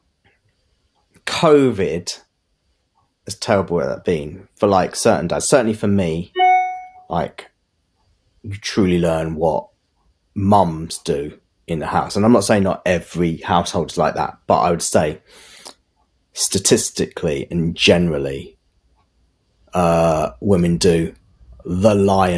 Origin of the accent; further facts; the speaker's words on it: England, United Kingdom; I was born and bred here, went to school here, educated here